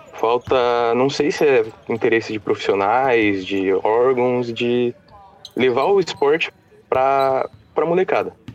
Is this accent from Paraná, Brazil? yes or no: yes; Curitiba, Paraná, Brazil; eu sou de Curitiba